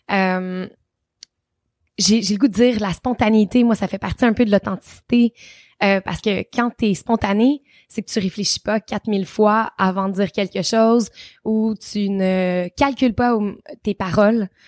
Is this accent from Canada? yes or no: yes; Trois-Rivières, Quebec, Canada; Mon enfance à Trois-Rivières. Euh, je suis vraiment chanceuse. J'ai grandi dans une famille.